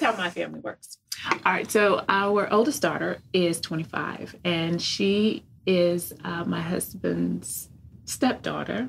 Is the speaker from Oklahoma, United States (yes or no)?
no; California, United States; I was young and I am from California